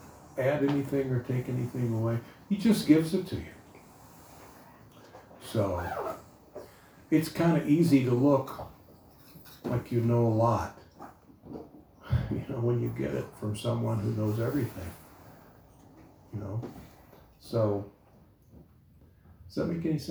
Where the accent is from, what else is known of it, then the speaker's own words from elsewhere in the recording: United States; Even though I was born in America, I didn't know how to speak English